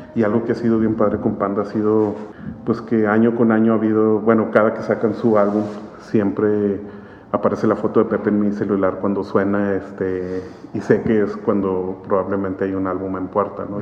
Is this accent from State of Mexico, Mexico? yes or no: no; Monterrey, Nuevo León, Mexico; Yo nací en, en Monterrey, sí, nací aquí en Monterrey